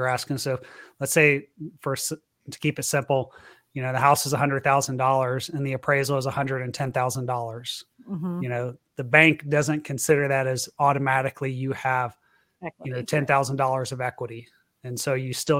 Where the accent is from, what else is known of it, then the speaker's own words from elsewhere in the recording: Florida, United States; moved away; also born or lived in Texas; I was born and raised in Florida